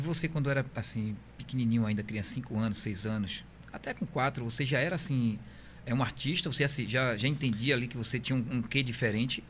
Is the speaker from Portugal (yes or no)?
no; Bahia, Brazil; moved away as an adult; Eu sou baiano, mas há 20 anos eu moro aqui